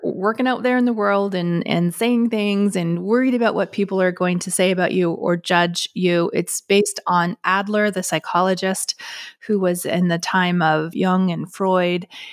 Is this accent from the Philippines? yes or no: no; Canada; me being Canadian